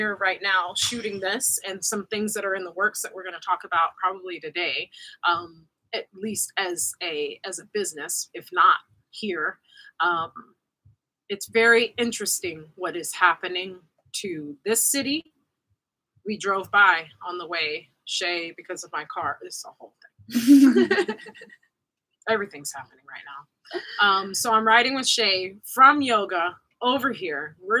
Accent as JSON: {"language": "English", "town": "Austin", "region": "Texas", "country": "United States", "tie": "born or raised there", "said": "I grew up in a town outside of Austin"}